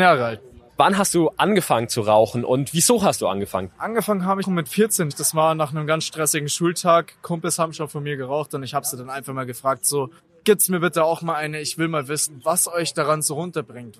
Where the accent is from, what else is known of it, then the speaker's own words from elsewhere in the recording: near Rosenheim, Bavaria, Germany; ich komme aus der Nähe von Rosenheim